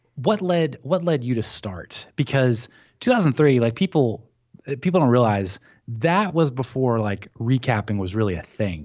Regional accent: Tennessee, United States; moved away as an adult; now in Birmingham, United States; I grew up in Tennessee

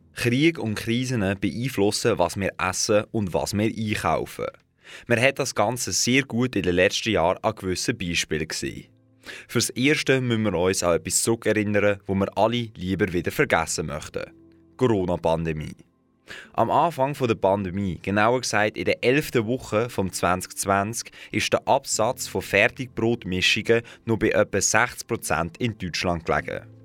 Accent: Switzerland; bei uns in der Schweiz.

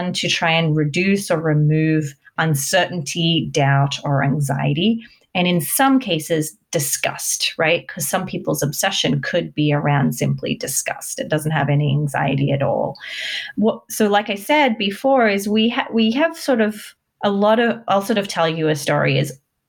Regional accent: Australia; moved away as an adult; now in United States; I'm actually Australian, but I moved to America when I was 20

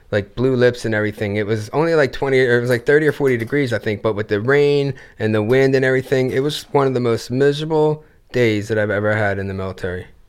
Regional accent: Gloucester City, New Jersey, United States; Gloucester City, New Jersey. Originally

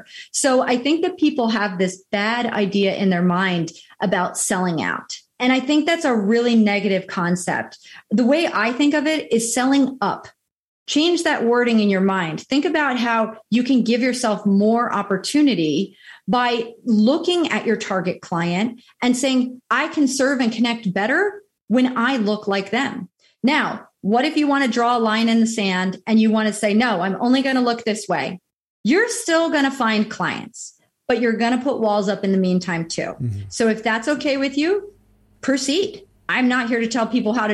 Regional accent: New York, New Jersey, Northeast, United States; moved away as an adult; now in Southwest Florida, United States; I came from the Northeast, you know, New York, New Jersey, that's my stomping grounds

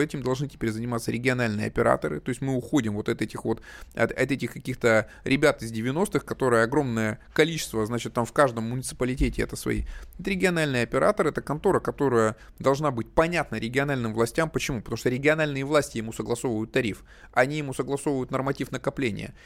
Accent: Chelyabinsk, Chelyabinsk Oblast, Russia; я челябинец

